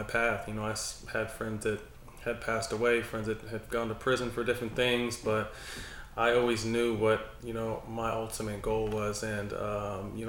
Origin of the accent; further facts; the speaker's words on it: Sacramento, California, United States; also born or lived in San Jose, California; It's starting in third grade when I moved from San Jose to Sacramento